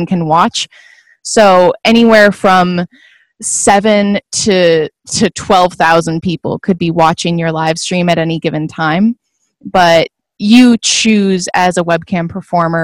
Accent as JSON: {"language": "English", "region": "Midwest", "country": "United States", "tie": "born or raised there", "also_born_or_lived": "Eastern Washington", "moved": "as an adult", "lives_now": "Idaho, United States", "said": "I grew up in the Midwest"}